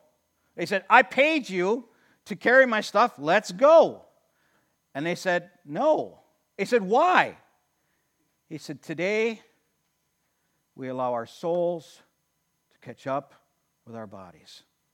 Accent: Watertown, United States; I mean, I grew up in Watertown, and I remember we had blue laws back

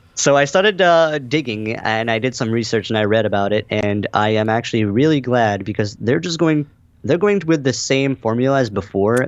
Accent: Canada; as a Canadian

